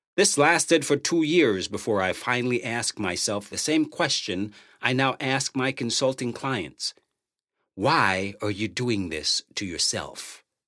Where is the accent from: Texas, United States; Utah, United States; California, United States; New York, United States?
New York, United States; New York City; moved away as an adult; also born or lived in Los Angeles; growing up in New York City